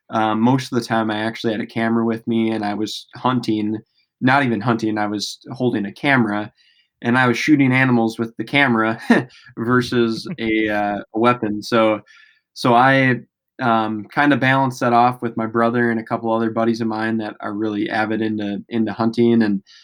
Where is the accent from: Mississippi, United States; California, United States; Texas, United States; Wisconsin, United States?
Wisconsin, United States; Well, I grew up in West Central Wisconsin, kind of right by the border of Wisconsin and Minnesota.